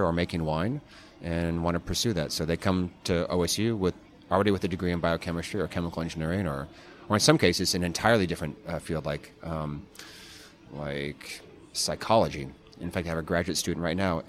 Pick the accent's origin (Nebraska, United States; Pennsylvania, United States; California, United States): California, United States; San Jose; also born or lived in Davis, California; I grew up in San Jose, California